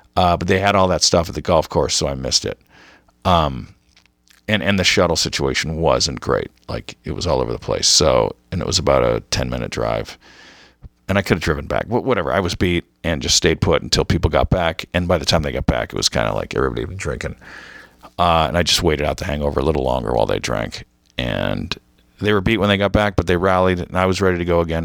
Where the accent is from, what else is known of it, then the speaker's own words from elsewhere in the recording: United States; I'm American.